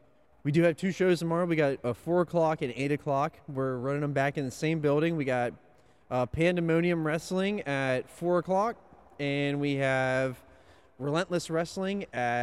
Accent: Northeast, United States; I'm from the Northeast and we don't have any of these

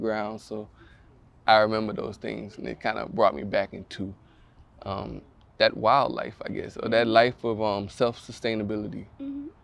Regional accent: Orangeburg, South Carolina, United States; moved away; also born or lived in Bamberg, South Carolina; born in Orangeburg, then I went back to Bamberg until like 4, mm-hmm. and then I moved back to Orangeburg. So Bamberg and Orangeburg are places that have raised me

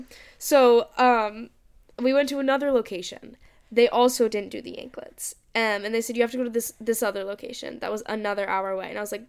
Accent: Boston, Massachusetts, United States; Like, where are you from? And please. I was like, Boston.

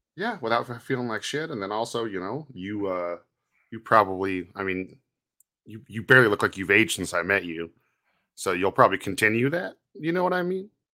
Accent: Santa Cruz, California, United States; you're one of the kids like me, where you're from Santa Cruz, and then you're like, "Yeah, I'm from Santa Cruz."

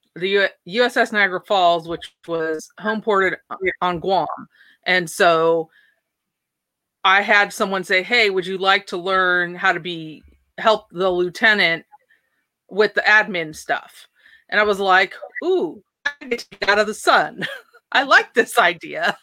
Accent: Port Angeles, Washington, United States; I was born and raised in Port Angeles, Washington, Washington State on the West Coast

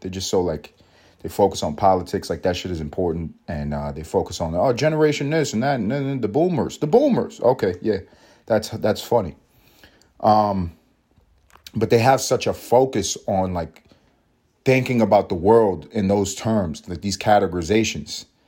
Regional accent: United States; I am American. I am American

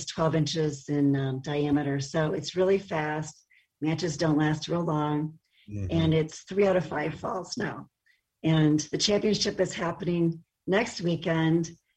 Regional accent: Hayward, Wisconsin, United States; I grew up in Hayward, Wisconsin

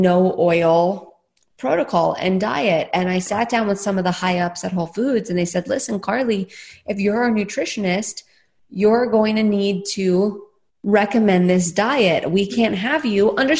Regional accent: New York City, New York, United States; now in Austin, United States; I'm a New Yorker at heart. I grew up in Staten Island

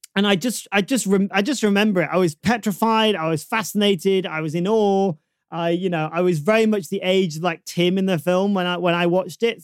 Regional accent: Manchester, North West England, United Kingdom; I, I grew up in Burnage

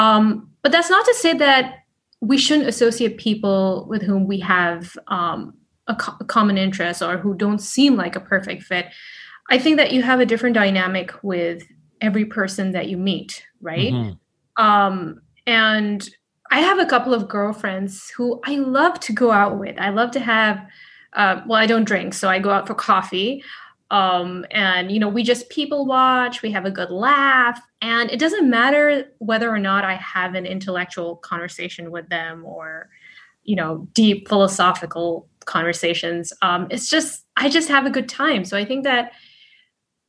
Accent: Dubai, United Arab Emirates; also born or lived in United States / Sweden; now in Los Angeles, United States; I grew up in Dubai

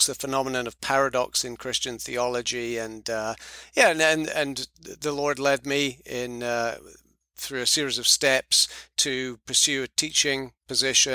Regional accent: United Kingdom; moved away as an adult; also born or lived in Edinburgh, Scotland; now in Charlotte, United States; I'm from the United Kingdom. Moved here from Edinburgh, where I lived for some 17 years.

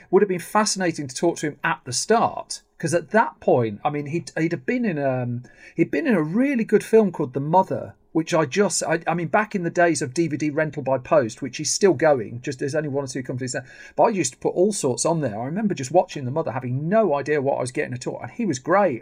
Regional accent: Birmingham, West Midlands, United Kingdom; I'm from Birmingham.

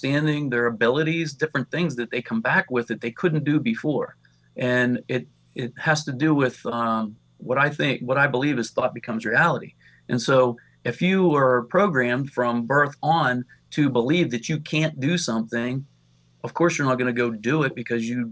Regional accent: Pennsylvania, United States; I'm from Pennsylvania

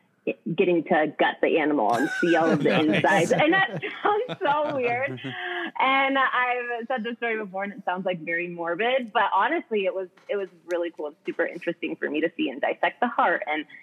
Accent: Ashland, Oregon, United States; also born or lived in Eugene, Oregon; Ashland, Oregan. So a small little town.

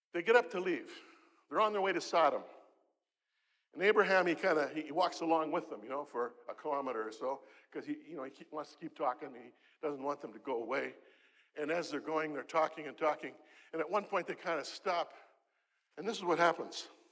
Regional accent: Canada; I'm from Canada.

